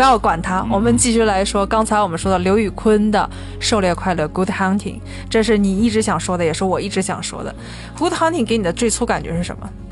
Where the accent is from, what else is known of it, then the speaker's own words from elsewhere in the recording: China; 我们中国人